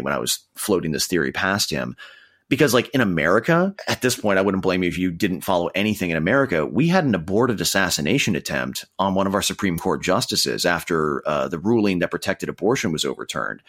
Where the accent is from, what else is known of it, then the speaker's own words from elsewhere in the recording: Minnesota, United States; my home state of Minnesota